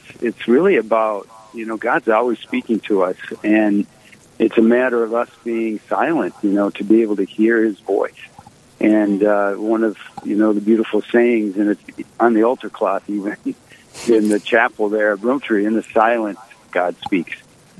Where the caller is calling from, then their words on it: Sioux Falls, South Dakota, United States; I'm actually here at the Country Club of Sioux Falls right now at this moment.